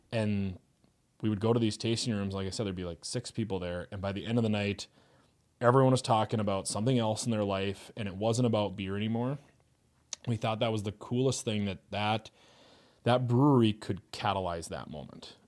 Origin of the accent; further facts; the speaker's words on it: Fargo, North Dakota, United States; moved away as an adult; also born or lived in Moorhead, Minnesota; I grew up in Fargo, um, did, like, the grades in Fargo and then moved to Moorhead.